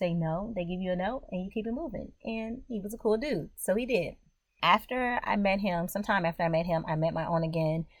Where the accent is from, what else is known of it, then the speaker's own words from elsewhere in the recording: United States; I'm just a regular old Black American